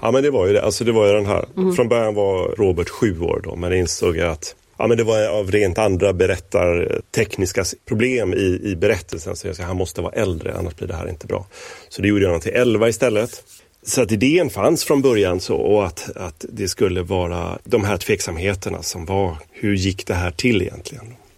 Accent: Gothenburg, Västra Götaland, Sweden; Jag hade en lekkamrat i området där jag växte upp, i Göteborg

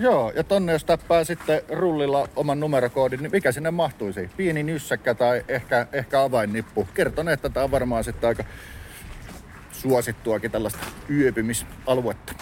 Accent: Lahti, Päijät-Häme, Finland; now in Helsinki, Finland; Kotikylässäni Laadessa ei raitiovaunuja ollut

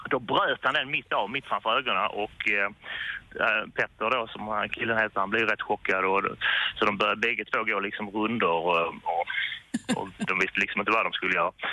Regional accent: Sweden; jag är inte från Lund i och för sig, men eh, jag är från Degerberg.

